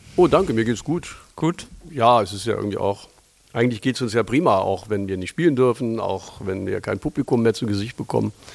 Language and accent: German; Lower Saxony, Germany; moved away as an adult; now in Berlin, Germany; tatsächlich bin ich ein Niedersachse